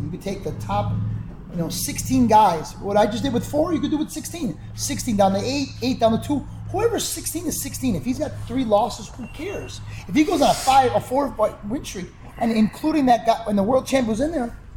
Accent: Chicago, Illinois, United States; I come from Chicago

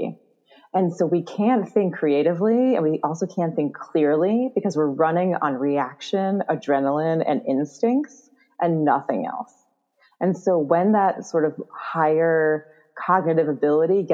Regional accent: New York City, New York, United States; I'm from New York City

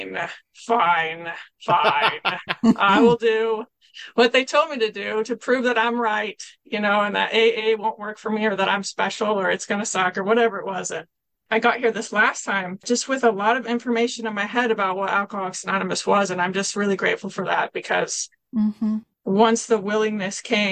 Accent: Kelso, Washington, United States; I'm from Kelso, Washington

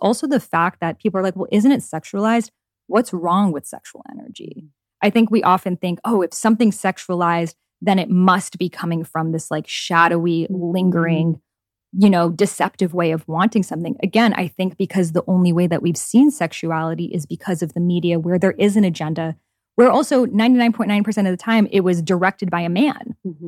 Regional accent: Iran; So like the culture I grew up in Iran, in Middle Eastern culture, like women aren't allowed to go outside without a headscarf.

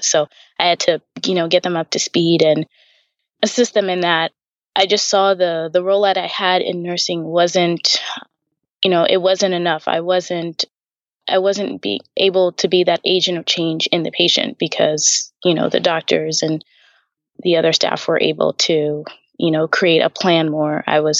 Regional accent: Tanzania; We're from Tanzania originally. So we moved around a couple of places, but mostly in Africa.

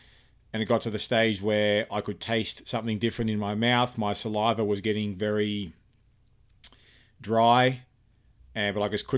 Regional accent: Cairns, Queensland, Australia; also born or lived in Sydney / Canberra / Melbourne; Well, I was born in Sydney, Australia. I grew up in numerous places in Australia. Sydney, Canberra, Melbourne, and primarily I spent most of my life growing up in Cairns

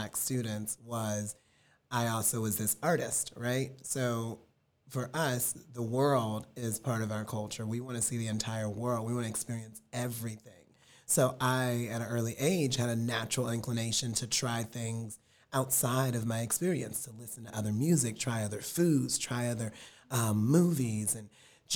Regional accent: Richmond, Virginia, United States; now in Los Angeles, United States; I grew up in Richmond, Virginia

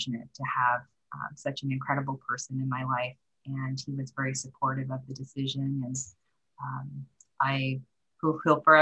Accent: the Northwest, Pacific Northwest, United States; also born or lived in Korea / Japan / Seattle; I did mostly grow up in the Northwest.

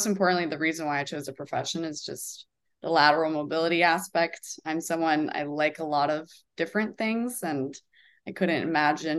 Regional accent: Chicago, Illinois, United States; moved away as an adult; also born or lived in Florida; now in Fort Lauderdale, United States; I'm originally from Chicago

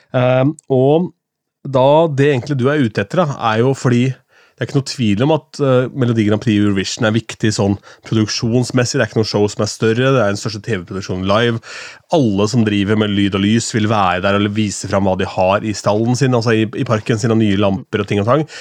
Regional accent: Askim, Østfold, Norway; fra Askim

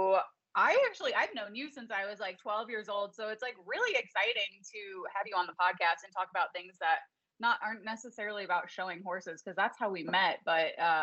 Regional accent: Chicago, Illinois, United States; now in Colorado, United States; I'm from Chicago

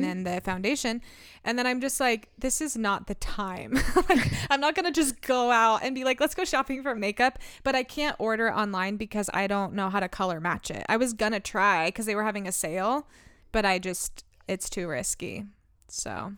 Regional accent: Medford, United States; I was born in Medford

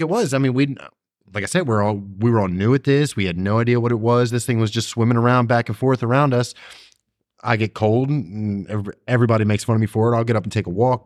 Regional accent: Maryland, United States; I'm from Maryland

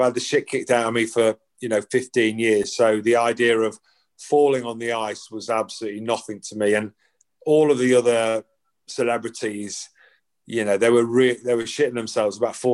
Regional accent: Ireland; born there; my dad obviously Irish, parents are Irish. I was born in Ireland.

